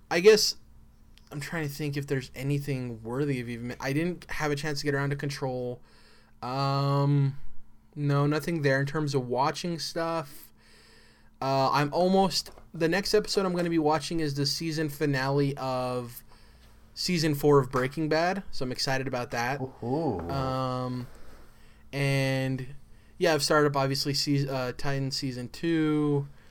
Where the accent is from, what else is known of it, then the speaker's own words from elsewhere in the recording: New Mexico, United States; I'm from New Mexico